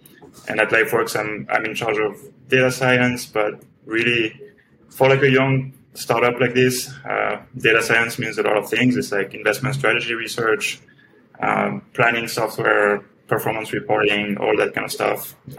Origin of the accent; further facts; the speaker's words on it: France; now in New York City, United States; So I'm from France, based in New York City.